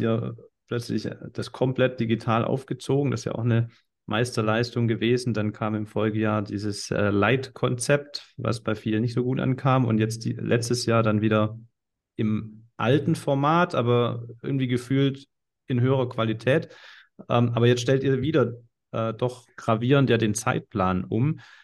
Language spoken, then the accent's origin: German; Swabia, Baden-Württemberg, Germany; accent: Swabian